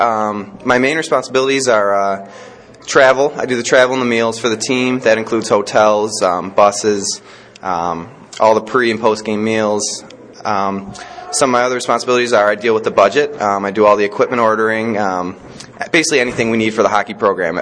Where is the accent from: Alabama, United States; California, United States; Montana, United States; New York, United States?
New York, United States; Buffalo; moved away; I'm from uh, Buffalo. Buffalo is my hometown